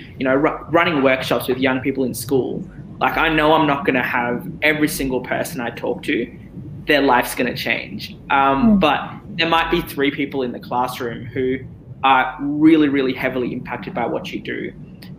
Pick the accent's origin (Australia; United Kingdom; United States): Australia; also born or lived in Abu Dhabi, United Arab Emirates; when I moved to Australia. So I was 9 years old, I was in grade four, and I actually struggled in school.